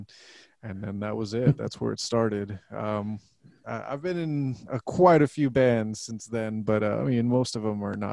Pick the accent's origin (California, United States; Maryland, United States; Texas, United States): Texas, United States; Laredo; now in San Antonio, United States; I'm from Laredo, which is only like 2.5 hours south from here